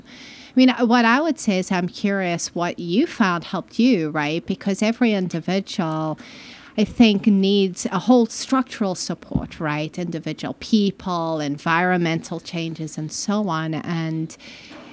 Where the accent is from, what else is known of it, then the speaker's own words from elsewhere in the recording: Malawi; moved away as an adult; also born or lived in Zimbabwe; now in United States; I grew up in Malawi mostly, Southern Africa, and it's subtropical